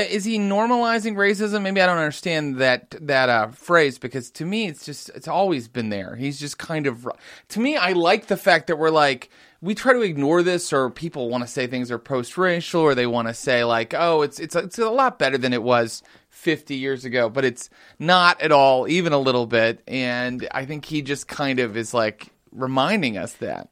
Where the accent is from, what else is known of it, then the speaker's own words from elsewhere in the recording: West Virginia, United States; moved away; my home state of West Virginia